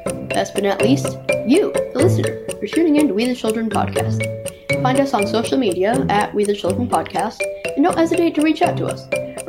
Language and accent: English; Los Angeles, California, United States; my hometown